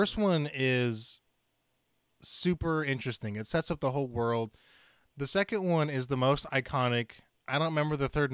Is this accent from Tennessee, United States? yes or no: yes; Chattanooga, Tennessee, United States; moved away; in my hometown, which I'm moving back to, so I guess I can say Chattanooga, Tennessee is where I was born